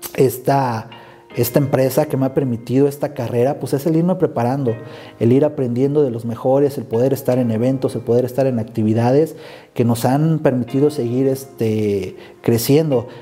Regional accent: Morelia, Michoacán, Mexico; Soy originario de Morelia, Michoacán

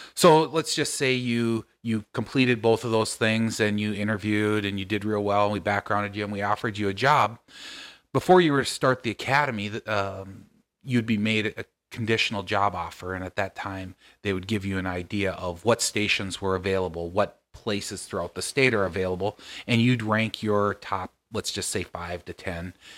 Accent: Nevis, Minnesota, United States; I grew up six miles out of town

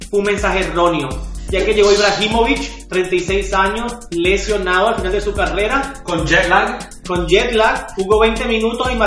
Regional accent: Venezuela; yo como venezolano, ¿qué me queda?

